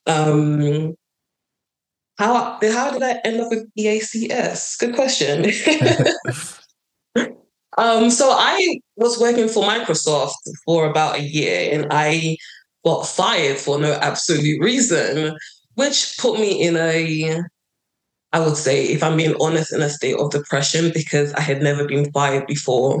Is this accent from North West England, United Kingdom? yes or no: no; London, United Kingdom; moved away as an adult; also born or lived in Nigeria; now in United States; So from about 5 or 4, I lived in London. I went to school in London